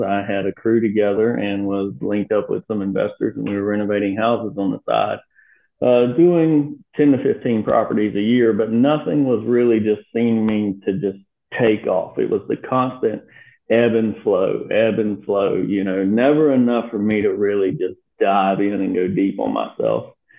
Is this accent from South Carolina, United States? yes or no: yes; Myrtle Beach, South Carolina, United States; also born or lived in West Virginia; born and raised in Myrtle Beach